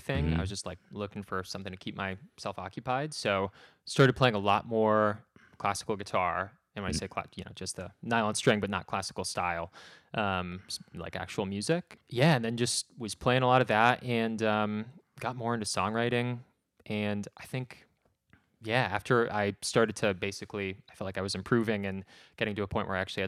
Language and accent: English; rural New Hampshire, United States; moved away as an adult; also born or lived in North Carolina; I grew up in rural New Hampshire